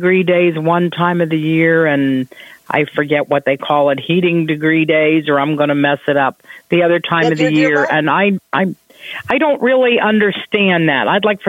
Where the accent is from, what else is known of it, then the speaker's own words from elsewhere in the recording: Ohio, United States; We're from Ohio. We're in Florida part of the year, but right now we're in Ohio.